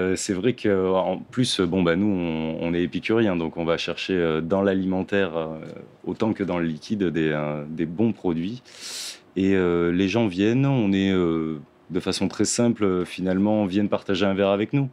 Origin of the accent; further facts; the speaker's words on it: Lebanon; now in France; je suis libanais